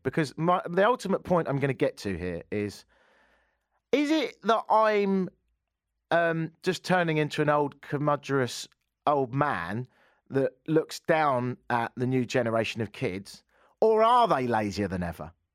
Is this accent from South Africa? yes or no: no; England, United Kingdom; now in Canada; growing up in England